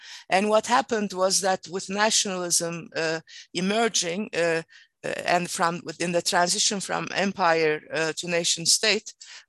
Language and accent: English; Istanbul, Turkey; moved away as an adult; also born or lived in Princeton; now in Michigan, United States; I was born and raised in Istanbul, Turkey, and I attended all my education there. I was born into this upper class family, and as a consequence there, I was considered a white Turk